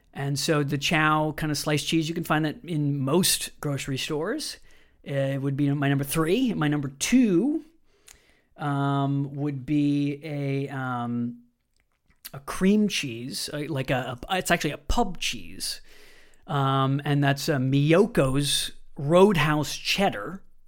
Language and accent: English; Wisconsin, United States; I grew up in Wisconsin, America's Dairy Land